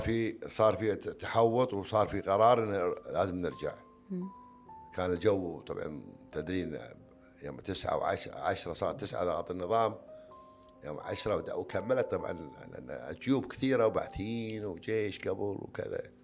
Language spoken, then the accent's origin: Arabic; Kuwait; عندنا بالكويت